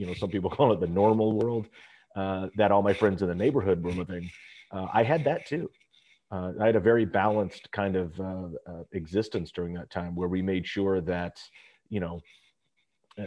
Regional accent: Los Angeles, California, United States; I'm a Valley kid. So I grew up in the San Fernando Valley.

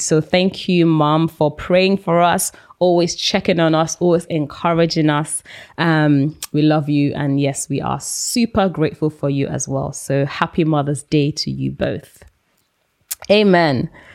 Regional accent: Nigeria; now in United Kingdom; I grew up in Nigeria

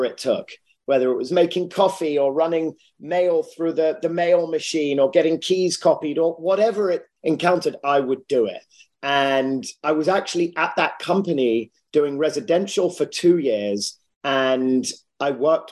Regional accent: London, United Kingdom; moved away as an adult; now in Los Angeles, United States; born and raised in central London, loved living there

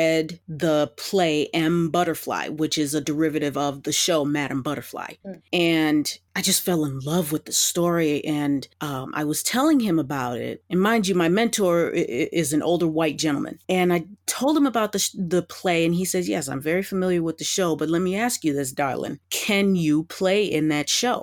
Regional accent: United States; as an American

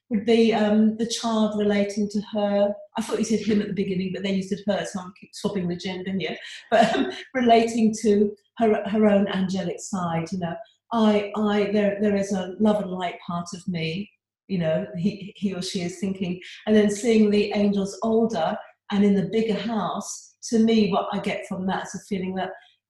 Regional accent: England, United Kingdom; now in Australia; although I live in Australia now, I was born and brought up in England

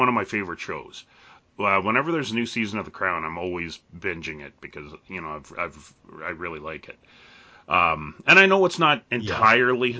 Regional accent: Canada; Being Canadian, the royal family is, a big thing in Canada. I know in my school, when I was growing up, every classroom had a picture of the Queen

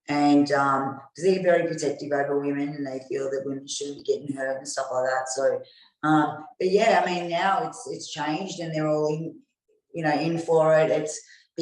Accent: Australia; I'm Australian, born and raised in Australia

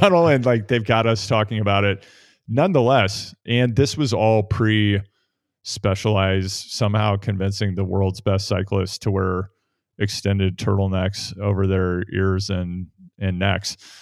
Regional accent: Midwest, United States; Spencer and I grew up in the Midwest

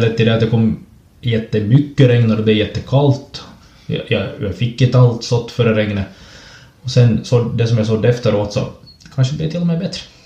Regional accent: Ekenäs, Uusimaa, Finland; also born or lived in Snappertuna / Raseborg; jag kommer från, från Ekenäs

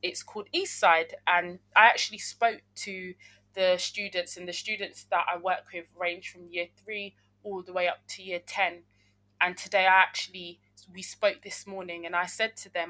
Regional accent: London, United Kingdom; I grew up in South London, and my parents are from Uganda, but I was born in Britain

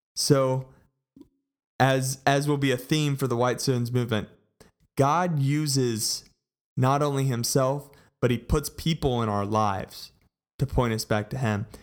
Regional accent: Colleyville, Texas, United States; I grew up in Colleyville, Texas, and went to Grapevine High School

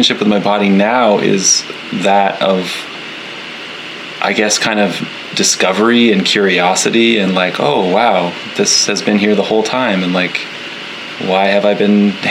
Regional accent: Canada; moved away as an adult; now in Nova Scotia, Canada; I live in very rural Nova Scotia, Canada, but I'm from the other coast.

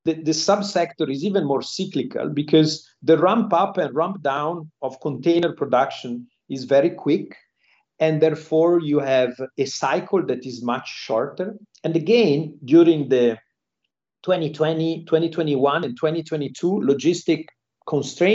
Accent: Genoa, Liguria, Italy; moved away as an adult; also born or lived in Milan / London; now in Singapore; I'm from Genoa, Italy, and there are many, they call us Genovese people here in Singapore.

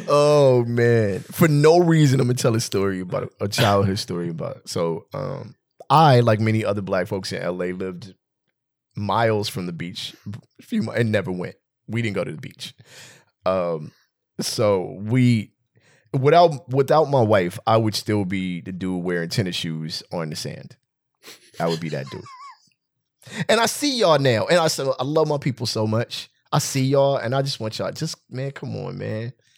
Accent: West Covina, California, United States; I grew up in West Covina. I might as well be from here.

